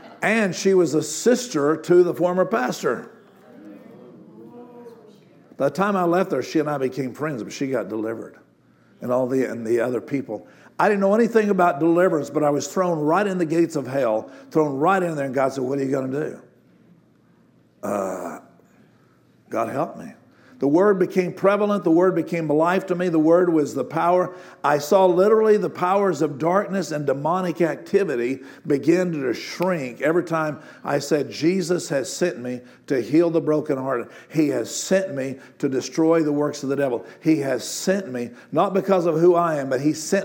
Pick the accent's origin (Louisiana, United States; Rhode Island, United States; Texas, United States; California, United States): Texas, United States; Amarillo; moved away as an adult; I was living in Amarillo, Texas, my hometown.